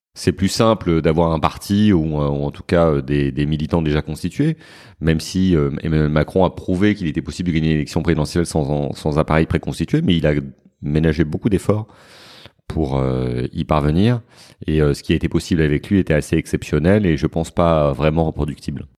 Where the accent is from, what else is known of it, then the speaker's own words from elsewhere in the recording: Paris, Île-de-France, France; je suis parisien